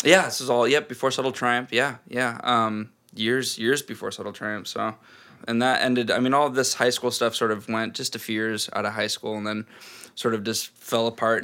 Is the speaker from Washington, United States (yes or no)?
yes; Snohomish, Washington, United States; also born or lived in Seattle; I was born here in Seattle and grew up in Snohomish, which is like a big small town, 30 minutes, 40 minutes north of Seattle.